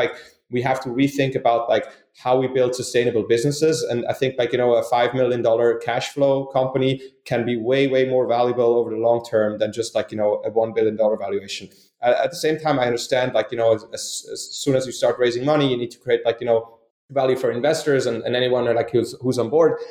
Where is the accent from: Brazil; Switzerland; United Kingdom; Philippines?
Switzerland; moved away as an adult; now in United States; I grew up in Switzerland. I'm Swiss. I moved to the United States